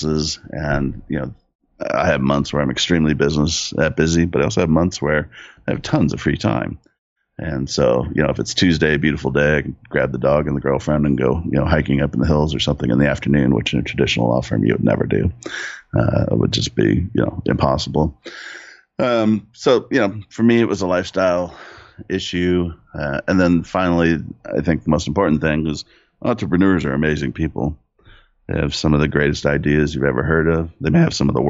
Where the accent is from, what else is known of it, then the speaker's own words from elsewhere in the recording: Southern California, United States; I grew up in Southern California. I still live there now. I'm in San Diego